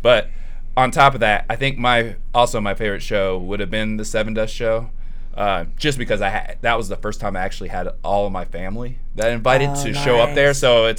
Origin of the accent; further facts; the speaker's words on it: San Diego, California, United States; So I've lived most of my life here, but I'm from San Diego.